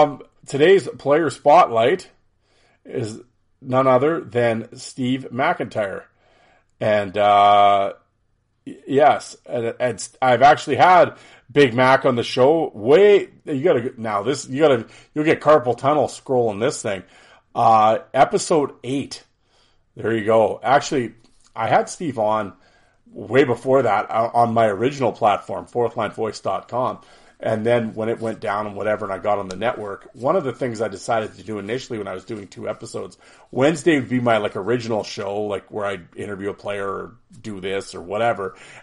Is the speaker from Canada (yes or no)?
yes; Saskatchewan, Canada; But we talk about, growing up in Saskatchewan, playing for the Saskatoon Contacts.